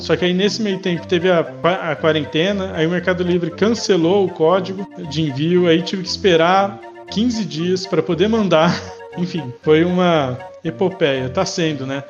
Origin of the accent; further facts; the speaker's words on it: São José do Rio Preto, São Paulo, Brazil; Sou de São José do Rio Preto, aqui do interior